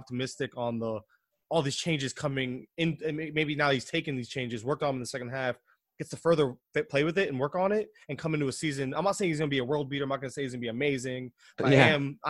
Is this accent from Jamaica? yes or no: no; Florida, United States; I'm from Florida. I don't know. We don't do trains and subways.